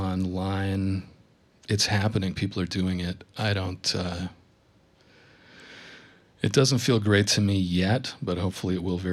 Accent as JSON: {"language": "English", "area": "north of Burlington", "region": "Vermont", "country": "United States", "tie": "born or raised there", "also_born_or_lived": "Boston / New York", "moved": "as an adult", "said": "So I grew up north of Burlington in a tiny little town. Got out of here as soon as I could, and moved around a little bit."}